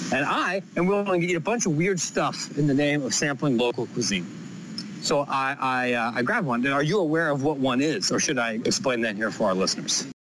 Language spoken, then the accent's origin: English; Ohio, United States; I'm from Ohio